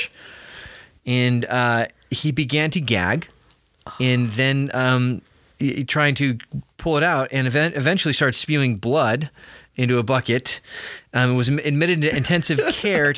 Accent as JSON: {"language": "English", "country": "United States", "said": "As an American"}